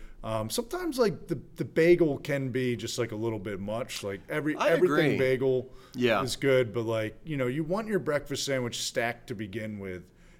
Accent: Newton Lake, New Jersey, United States; I grew up right near Newton Lake, which is like right next to that diner.

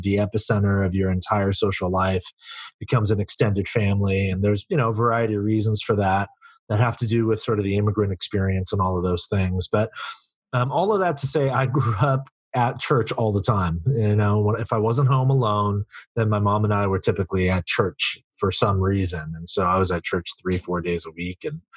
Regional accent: Silicon Valley, California, United States; I grew up in the Silicon Valley where I still live and serve.

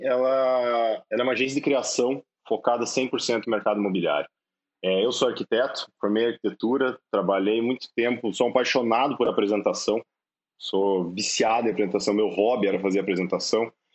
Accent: Cascavel, Paraná, Brazil; eu sou de Cascavel, cara, eu sou do interior do Paraná.

